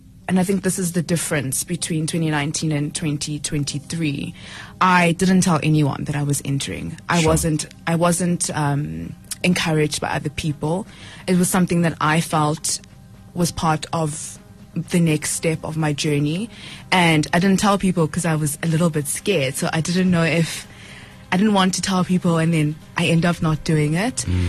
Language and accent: English; Johannesburg, Gauteng, South Africa; also born or lived in Polokwane, Limpopo; born in Pietersburg at the time before it was changed to Polokwane. I grew up in Flora Park. I went to PCS from grade 1 to 3 until we relocated to Johannesburg in 2005